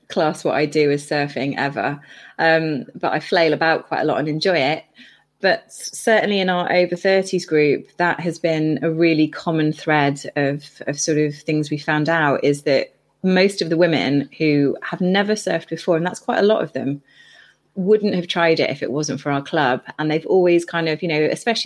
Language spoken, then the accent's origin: English; Bristol, South West England, United Kingdom; moved away as an adult; also born or lived in Cornwall; I grew up in Bristol